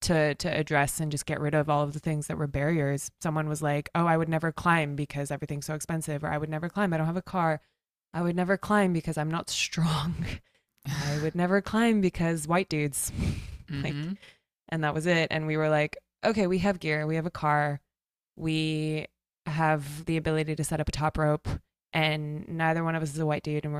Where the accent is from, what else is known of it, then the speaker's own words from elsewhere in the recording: Pacific Northwest, United States; moved away as an adult; I grew up here. I grew up in the Pacific Northwest